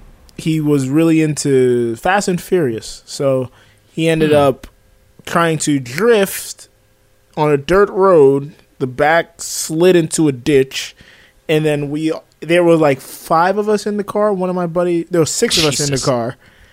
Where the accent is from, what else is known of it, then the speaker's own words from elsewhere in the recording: Florida, United States; I'm not from Atlanta, Scott. From Florida.